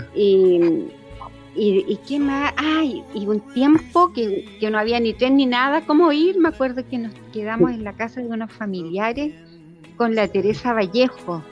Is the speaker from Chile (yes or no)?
yes; Parral, Maule, Chile; born or raised there; also born or lived in Santiago